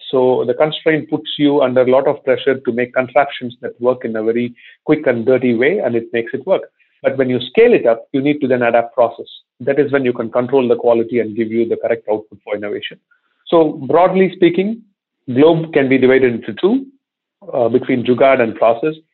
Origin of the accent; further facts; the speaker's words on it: India; moved away as an adult; also born or lived in Cincinnati, Ohio / Singapore; I'm not from Ohio. I am from India